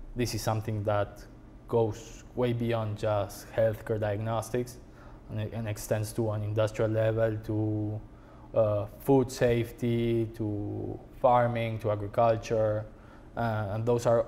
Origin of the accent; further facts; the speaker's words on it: Buenos Aires, Argentina; moved away as an adult; now in United States; I was born in Argentina